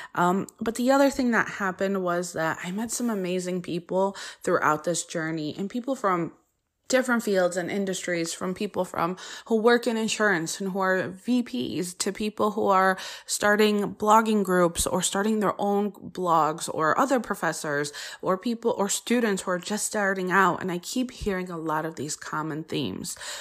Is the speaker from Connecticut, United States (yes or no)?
yes; Connecticut, United States; first language Polish; English is a second language; also born or lived in Poland (ancestry); I didn't speak English, uh, until I went to preschool, even though I was born here